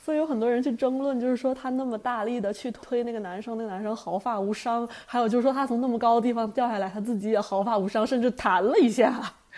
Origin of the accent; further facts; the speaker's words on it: China; 我们在国内长大的人